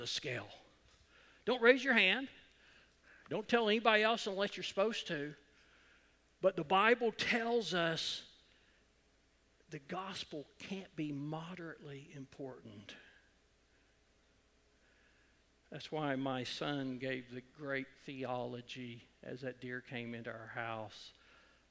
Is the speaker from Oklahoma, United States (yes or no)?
yes; Edmond, Oklahoma, United States; I grew up in Edmond when Deer Creek was a Class B school